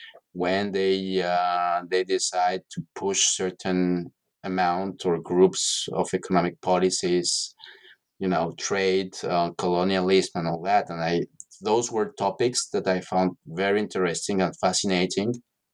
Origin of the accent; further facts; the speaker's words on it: Mexico City, Mexico; No, I'm from Mexico City originally, and I'm